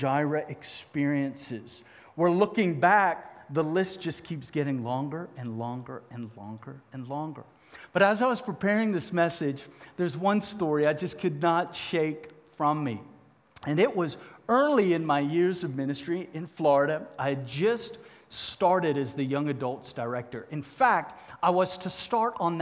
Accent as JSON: {"language": "English", "town": "Cape Town", "region": "Western Cape", "country": "South Africa", "tie": "born or raised there", "accent": "southern", "moved": "yes", "said": "I happened to be born 2,000 miles south in Cape Town, South Africa."}